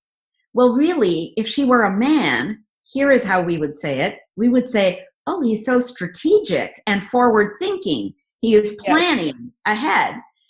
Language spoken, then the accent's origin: English; India; We are from the very conservative part of India, you know, where people are still raised very traditionally.